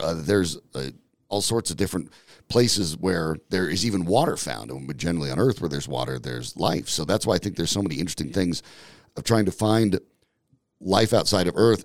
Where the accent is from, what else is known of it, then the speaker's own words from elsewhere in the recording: Franktown, Colorado, United States; I grew up in Franktown